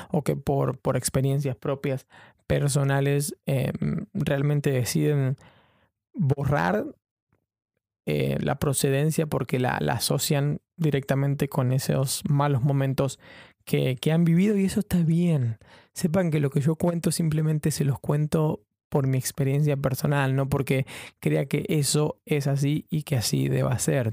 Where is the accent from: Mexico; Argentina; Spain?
Argentina; moved away as an adult; now in London, United Kingdom; soy un periodista argentino viviendo en Londres